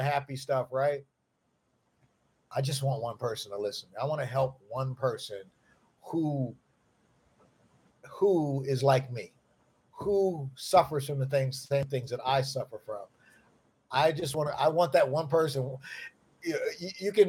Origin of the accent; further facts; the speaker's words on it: Lincoln Heights, Ohio, United States; I'm from Lincoln Heights, Ohio, a little podunk town in Ohio